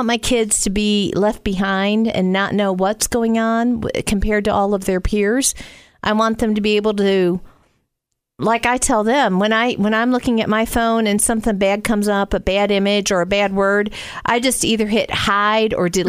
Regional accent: the South, United States; accent: Southern; up there my whole life, people would say, where are you from? You have a Southern accent.

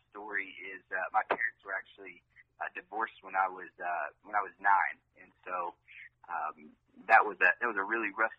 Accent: Piney Flats, Tennessee, United States; It was a small town called Piney Flats, Tennessee.

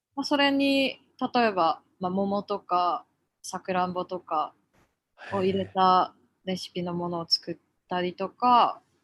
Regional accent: Yokote, Akita, Japan; also born or lived in Tokyo; この横手市というところが私の生まれた町

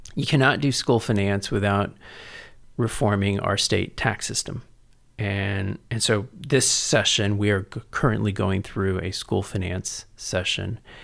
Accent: San Antonio, Texas, United States; also born or lived in College Station / San Francisco; I was born and raised here in San Antonio

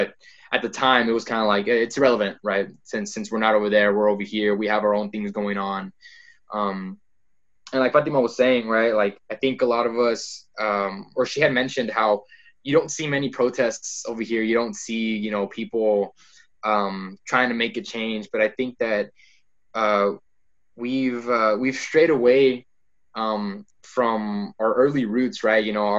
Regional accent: Rio Grande Valley, South Texas, United States; growing up in South Texas, the Valley in particular

